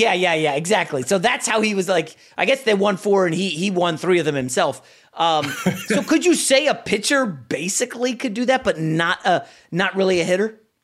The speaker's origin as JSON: {"language": "English", "region": "New York", "country": "United States", "tie": "born or raised there", "said": "I was born in New York"}